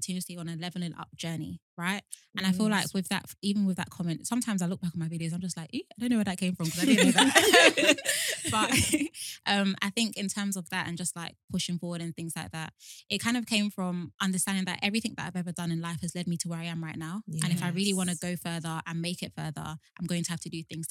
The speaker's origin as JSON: {"language": "English", "country": "Nigeria", "said": "as a Nigerian"}